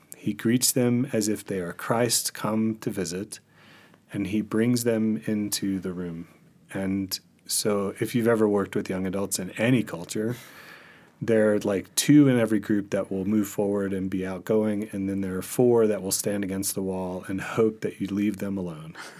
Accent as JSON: {"language": "English", "region": "Mississippi", "country": "United States", "tie": "born or raised there", "also_born_or_lived": "Arizona / California / Michigan", "moved": "yes", "said": "I was born in Mississippi"}